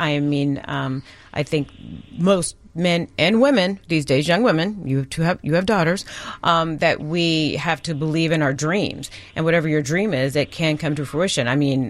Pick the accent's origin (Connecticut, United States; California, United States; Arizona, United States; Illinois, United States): Arizona, United States; I grew up in Arizona, where Bria and Tim are right now in Arizona, which at the time was 1% black.